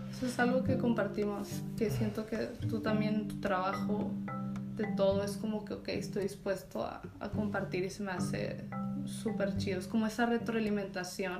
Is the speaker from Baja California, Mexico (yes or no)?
yes; Tijuana, Baja California, Mexico; now in Ensenada, Mexico; Nací en Tijuana, me crié ahí este, a los 18. Me fui a California a 7 años